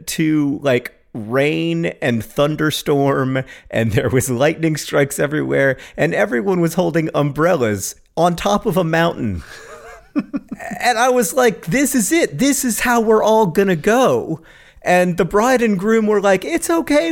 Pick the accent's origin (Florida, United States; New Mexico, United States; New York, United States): Florida, United States; Orlando; I grew up in Orlando, Florida